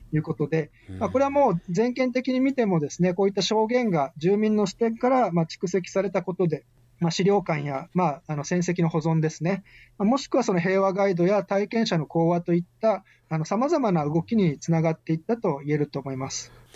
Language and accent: Japanese; Okinawa, Japan; 戦後の私たち沖縄県民